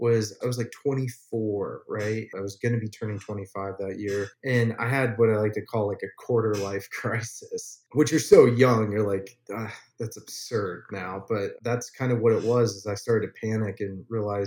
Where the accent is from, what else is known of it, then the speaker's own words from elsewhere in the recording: Ohio, United States; moved away as an adult; now in Los Angeles, United States; I grew up in Ohio, so like I didn't exactly grow up on a farm, but you know, a farm was right behind my house.